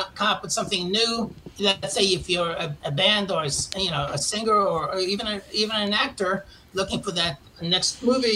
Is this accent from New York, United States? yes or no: yes; New York City, New York, United States; born or raised there; moved away as an adult